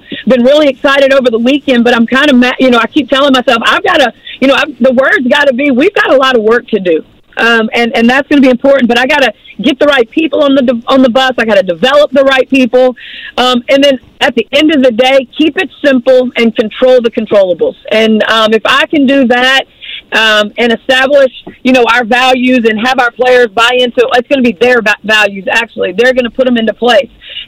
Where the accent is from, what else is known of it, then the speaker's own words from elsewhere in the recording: Baton Rouge, Louisiana, United States; now in Mississippi, United States; But you know, man, I'm from Baton Rouge, but I live on the Gulf Coast in Mississippi.